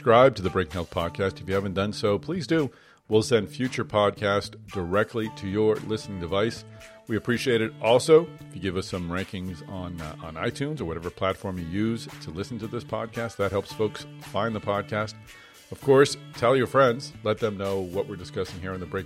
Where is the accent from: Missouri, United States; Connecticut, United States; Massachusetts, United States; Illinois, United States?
Massachusetts, United States; Boston; in Boston, my hometown